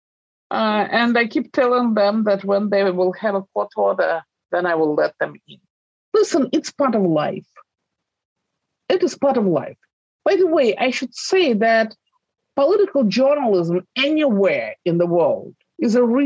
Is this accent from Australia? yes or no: no; Russia; my home country